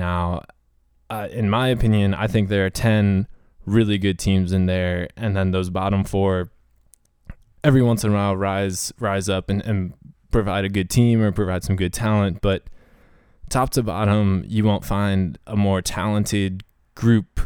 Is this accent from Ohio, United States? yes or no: yes; Ohio, United States; We're both from Ohio